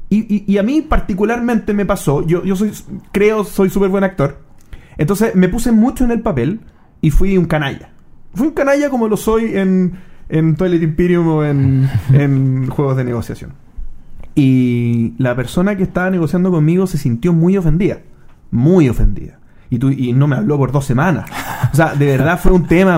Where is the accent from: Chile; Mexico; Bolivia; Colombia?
Chile